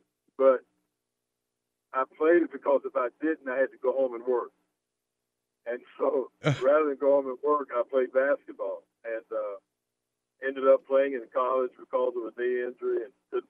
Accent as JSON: {"language": "English", "town": "Mount Dora", "region": "Florida", "country": "United States", "tie": "born or raised there", "moved": "yes", "said": "I grew up in a little town, Florida, and it's called Mount Dora, Florida."}